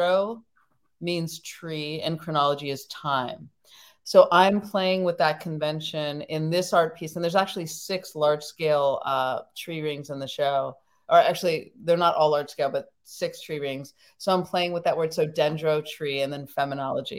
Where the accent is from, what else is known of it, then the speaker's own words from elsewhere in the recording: near Muir Woods, California, United States; I grew up right near Muir Woods. I still live by it